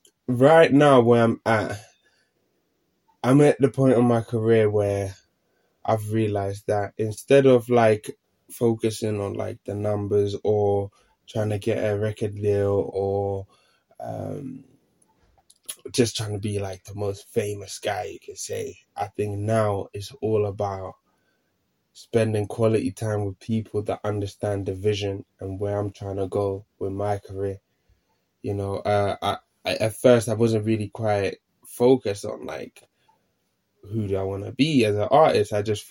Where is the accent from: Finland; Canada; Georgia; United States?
Finland; born there; English is a second language; I ended up moving country. I ended up moving to Finland. So back to my home country where I was born.